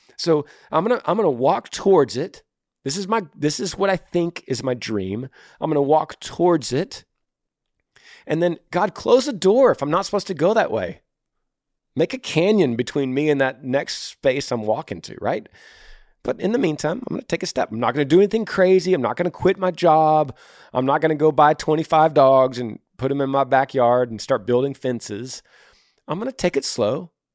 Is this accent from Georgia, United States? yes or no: no; Texas, United States; I'm from Texas.